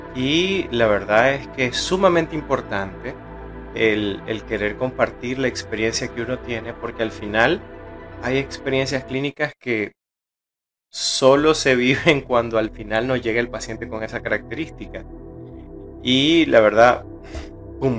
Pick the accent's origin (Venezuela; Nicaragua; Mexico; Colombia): Nicaragua; aquí en mi país, en Nicaragua